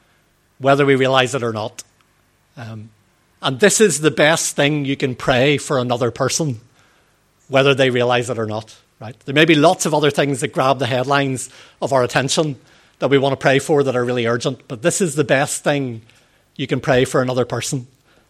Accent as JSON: {"language": "English", "region": "Northern Ireland", "country": "United Kingdom", "said": "In our proper way of speaking in Northern Ireland, we use stay for"}